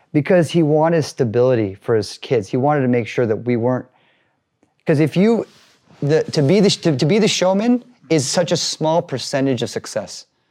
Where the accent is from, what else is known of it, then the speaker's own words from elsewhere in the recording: Newport Beach, California, United States; growing up in Newport Beach, um, not being able to fit